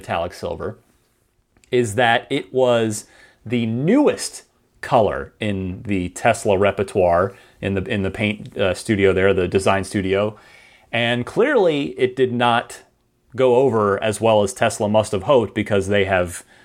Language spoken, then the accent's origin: English; New Jersey, United States; now in San Francisco, United States; I'm originally from New Jersey